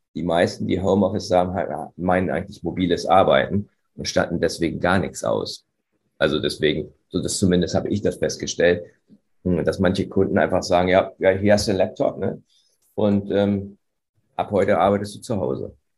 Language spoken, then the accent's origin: German; Göttingen, Lower Saxony, Germany; in meiner Heimatstadt Göttingen